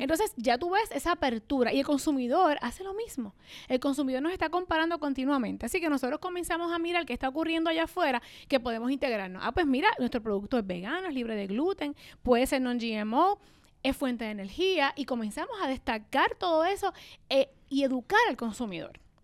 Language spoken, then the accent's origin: Spanish; Puerto Rico; se hace en mi isla, pero en esta islita de 100 por 35